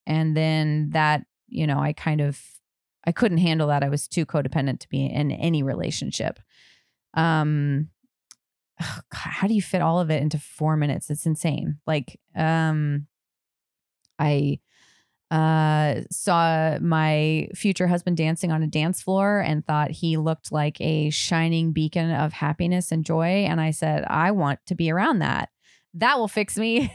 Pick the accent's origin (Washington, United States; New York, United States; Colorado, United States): Colorado, United States; Durango; I grew up in Colorado, Durango.